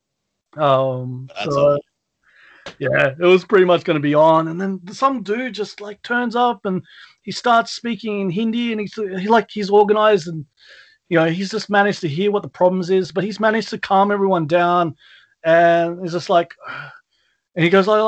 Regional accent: Australia; we're 10 Aussie blokes

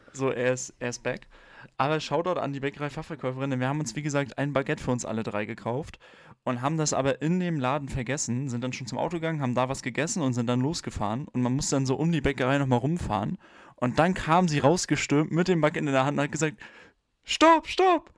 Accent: Germany; where you come from. Und dann habe ich halt geantwortet, Germany

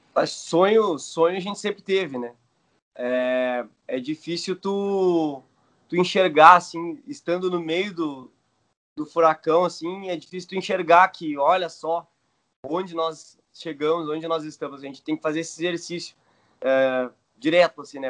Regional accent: Rio Grande do Sul, Brazil; Somos do Rio Grande do Sul, estamos longe de casa aqui

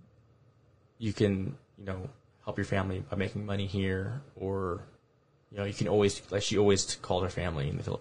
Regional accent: Aurora, United States; I'm from Aurora

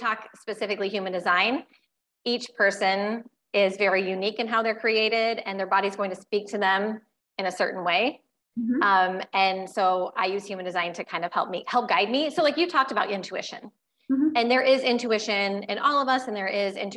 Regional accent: Iowa, United States; I still live in Iowa, unlike you, but born and raised in Iowa

